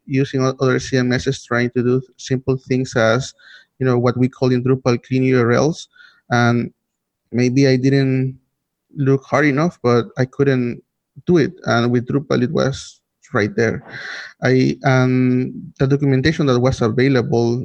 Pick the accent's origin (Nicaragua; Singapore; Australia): Nicaragua; I am from Nicaragua.